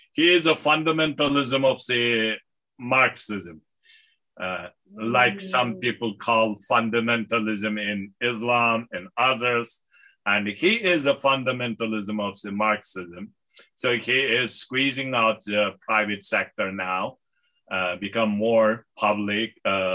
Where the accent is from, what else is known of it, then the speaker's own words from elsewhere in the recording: United States; I'm an American. I love this country. I'm proud of this country, proud of this Americanness.